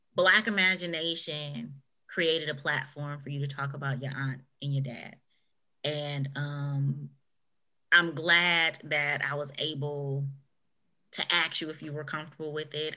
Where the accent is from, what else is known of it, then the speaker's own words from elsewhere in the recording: United States; us as an American culture